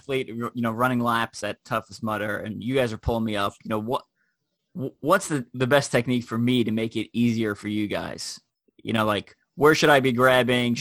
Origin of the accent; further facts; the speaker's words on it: New York, United States; moved away; I'm from New York originally